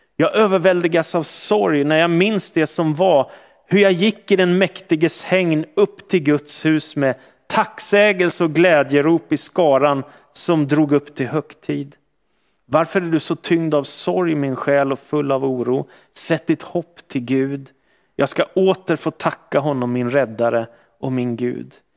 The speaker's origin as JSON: {"language": "Swedish", "town": "Stockholm", "region": "Stockholm County", "country": "Sweden", "tie": "born or raised there", "said": "växte jag upp i en miljö som var ganska sekulariserad i Stockholm"}